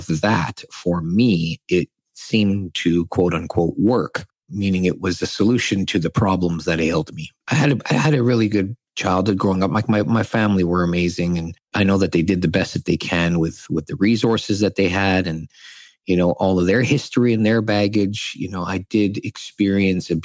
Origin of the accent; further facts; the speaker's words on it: Saskatchewan, Canada; I grew up born and raised in Saskatchewan to immigrant parents from the Philippines.